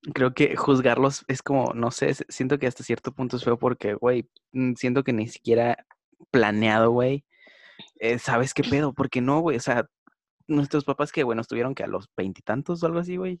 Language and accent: Spanish; Monterrey, Nuevo León, Mexico; soy de Monterrey